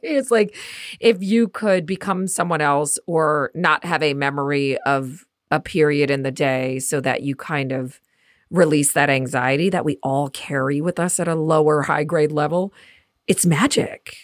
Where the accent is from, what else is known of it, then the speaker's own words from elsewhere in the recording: Midwest, United States; accent: Midwest; my Midwest accent